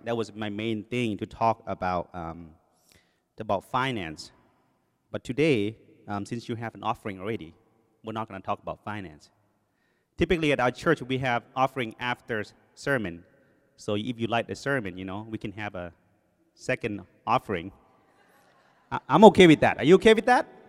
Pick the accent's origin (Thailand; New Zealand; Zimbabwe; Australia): Thailand; first language Thai; English is a second language; also born or lived in Covina, California; now in United States; I came from Thailand, um, my first language, as you know, was in English. It's Thai. When I came here, they put me in ESL class